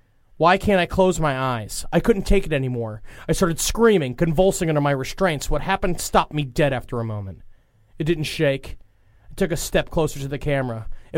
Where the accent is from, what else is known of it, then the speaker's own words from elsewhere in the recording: Los Angeles, California, United States; 35 years old. I'm from Los Angeles, California.